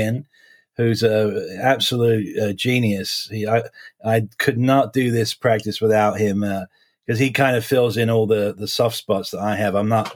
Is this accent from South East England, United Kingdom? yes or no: no; Essex, suburbs of London, East of England, United Kingdom; moved away; I was born and raised basically in the suburbs of London in England. I'm what you call an Essex boy.